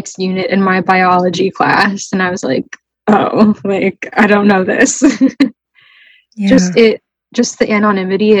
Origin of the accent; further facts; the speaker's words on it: New Jersey, United States; moved away as an adult; now in Boston, United States; I'm from New Jersey